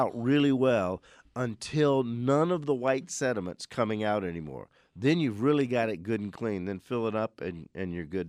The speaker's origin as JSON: {"language": "English", "town": "New Orleans", "region": "Louisiana", "country": "United States", "tie": "born or raised there", "said": "growing up in New Orleans before air conditioning, we had what were called whole house fans"}